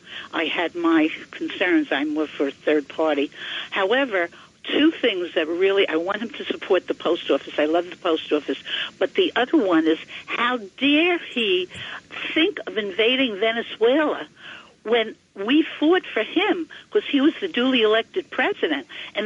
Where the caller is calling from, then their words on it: Ringwood, New Jersey, United States; I'm from Ringwood, New Jersey.